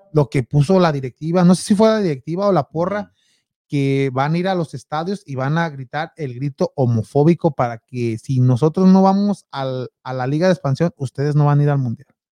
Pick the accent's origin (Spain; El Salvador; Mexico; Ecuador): Mexico; now in United States; como mexicano